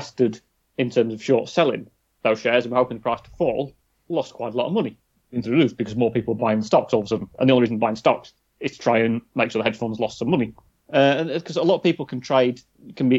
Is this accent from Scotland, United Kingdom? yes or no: no; Sheffield, Yorkshire and the Humber, United Kingdom; we're from Sheffield